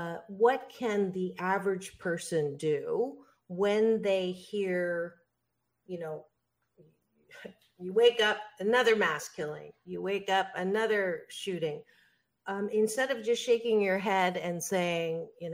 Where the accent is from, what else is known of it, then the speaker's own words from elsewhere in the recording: Canada; now in Seal Beach, United States; I was born in Canada